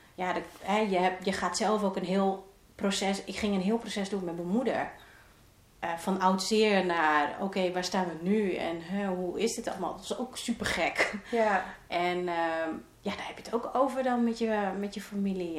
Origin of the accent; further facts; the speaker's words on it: Roden, Drenthe, Netherlands; ik kom uit een eh, klein dorpje in eh, Drenthe, Rode, vlakbij Groningen